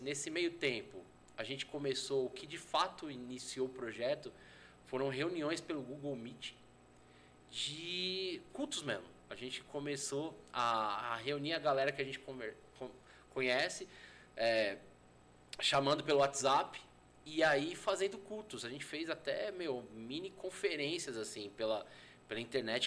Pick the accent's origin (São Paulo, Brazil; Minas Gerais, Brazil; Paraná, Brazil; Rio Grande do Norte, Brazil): São Paulo, Brazil; Eu sou nascido criado em São Paulo